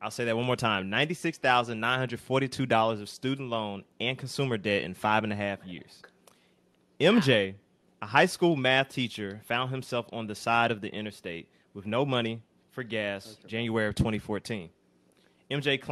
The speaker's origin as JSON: {"language": "English", "town": "Lithonia", "region": "Georgia", "country": "United States", "said": "I'm actually from Atlanta, so I'm from the east side, right outside Atlanta, Lithonia to be exact"}